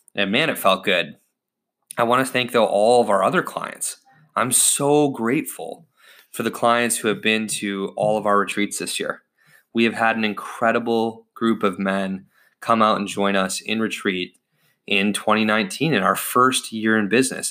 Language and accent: English; United States; I was born in the United States of America